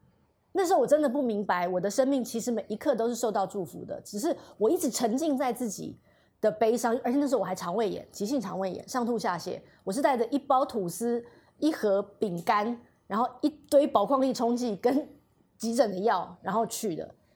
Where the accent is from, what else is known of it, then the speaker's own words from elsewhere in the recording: Taiwan; 我跟我妹妹，我跟我妹妹住台湾。